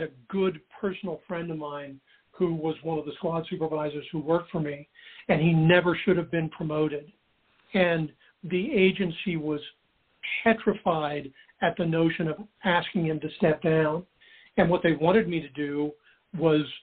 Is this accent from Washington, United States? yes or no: yes; Seattle, Washington, United States; I grew up in Seattle